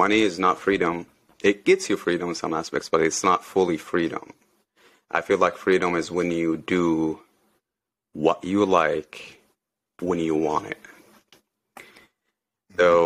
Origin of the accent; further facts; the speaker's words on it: Saudi Arabia; moved away as an adult; I grew up in Saudi. Yeah, I was born in Saudi, grew up in Saudi till I was 26, 27